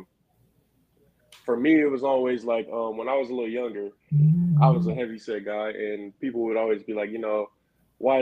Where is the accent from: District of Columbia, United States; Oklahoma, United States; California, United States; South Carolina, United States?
South Carolina, United States; Clover; also born or lived in Rock Hill, South Carolina; I'm originally from Clover, South Carolina, but when I was in middle school, I moved to Rock Hill.